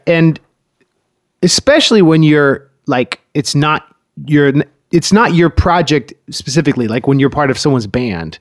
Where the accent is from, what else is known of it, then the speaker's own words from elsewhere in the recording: Oakland, California, United States; moved away; also born or lived in Berkeley; I was born in Berkeley and grew up in Oakland, too